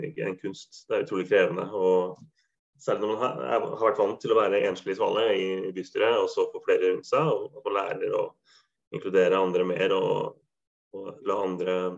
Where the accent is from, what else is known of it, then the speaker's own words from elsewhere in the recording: Halden, Østfold, Norway; now in Bodø, Norway; Jeg er jo ikke fra Viken, jeg er jo fra Østfold